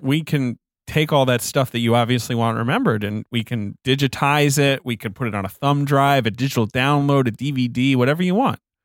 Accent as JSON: {"language": "English", "region": "England", "country": "United Kingdom", "tie": "born or raised there", "moved": "yes", "said": "I grew up in England"}